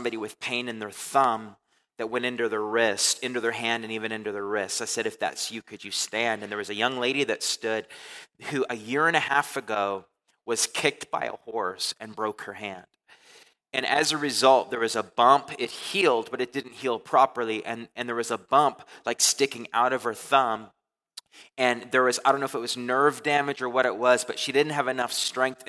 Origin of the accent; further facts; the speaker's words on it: Canada; moved away; I'm from Canada